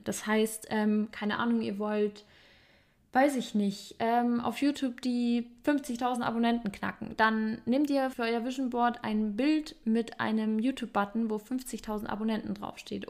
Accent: Germany; bei uns in Deutschland

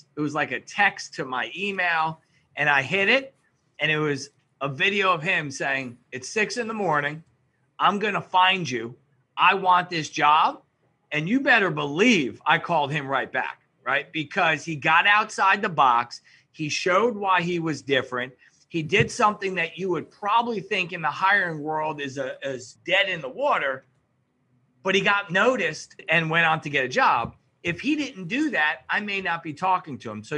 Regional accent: New York, United States; I am from New York

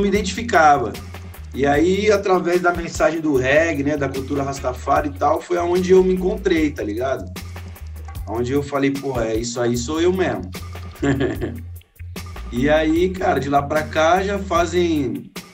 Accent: Maringá, Paraná, Brazil; moved away as an adult; now in São Paulo, Brazil; Eu sou de Maringá, do Paraná. Hoje eu moro em São Paulo já faz seis anos, por causa da música e tudo, mas sou de Maringá

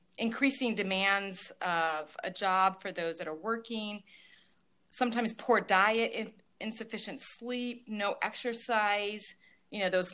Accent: Northeast Indiana, United States; I am from Northeast Indiana

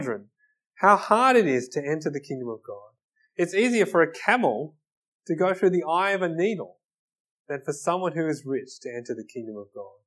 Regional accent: Australia; I'm Australian

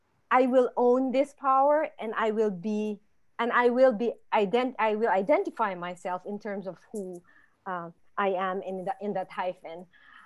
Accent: Philippines; My husband's German, I'm Filipino, my kids are American, right?

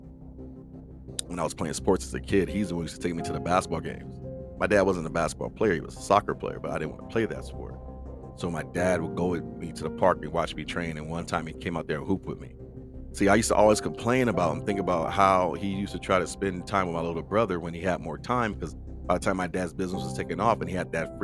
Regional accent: Compton, California, United States; also born or lived in Carson, California; we grew up in the Compton Carson area

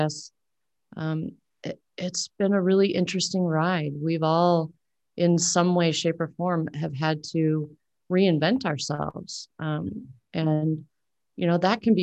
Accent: Omaha, Nebraska, United States; I'm from Omaha, Nebraska.

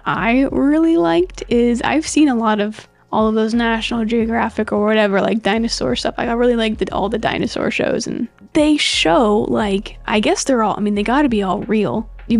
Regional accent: United States; as an American

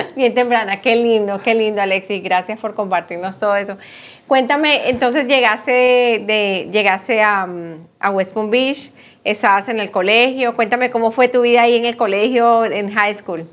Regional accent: Colombia; moved away; nosotros decimos bachillerato en Colombia, pero ah, aquí es secundaria

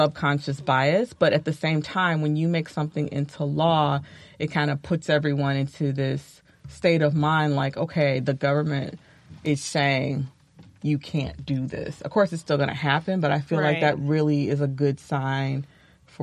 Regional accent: Chicago, Illinois, United States; I grew up in Chicago

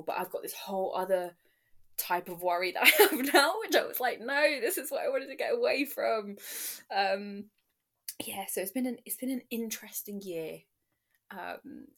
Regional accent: London, United Kingdom; also born or lived in Nottingham; I'm from London

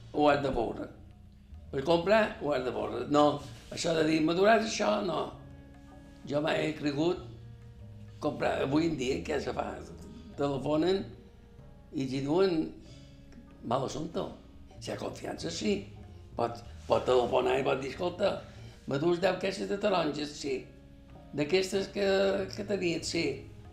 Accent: Palma, Balearic Islands, Spain; Vaig néixer 1944, el 23 d'agost. Vaig néixer a Sona Alegre

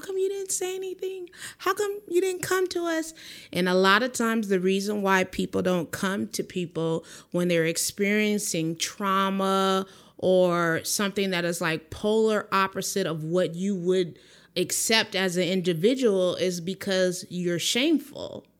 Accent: San Dimas, California, United States; grew up in a little city called San Dimas, you know, Raging Waters in California

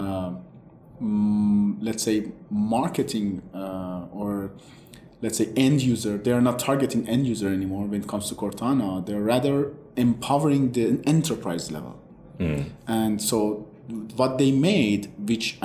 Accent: Iran; moved away; I'm originally from Iran

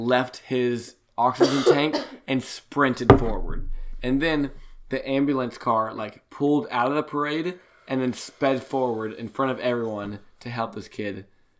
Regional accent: Laurel, Mississippi, United States; moved away as an adult; I grew up in Laurel, like, my eyes were tainted. And then I moved away

